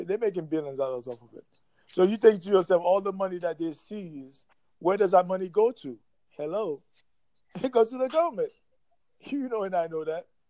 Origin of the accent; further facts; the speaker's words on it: New York City, New York, United States; now in Jacksonville, United States; we grew up in New York City